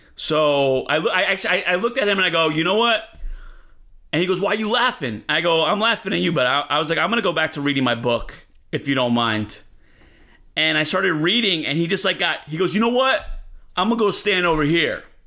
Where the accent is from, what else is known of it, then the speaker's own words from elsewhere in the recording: Elizabeth, New Jersey, United States; moved away as an adult; now in East Harlem, New York City, United States; I'm from Elizabeth, New Jersey, which is a really rough place